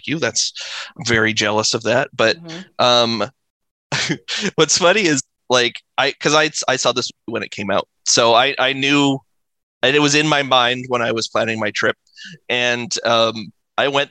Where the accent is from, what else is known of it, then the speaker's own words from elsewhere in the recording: Quebec, Canada; I grew up in Quebec and my French sucks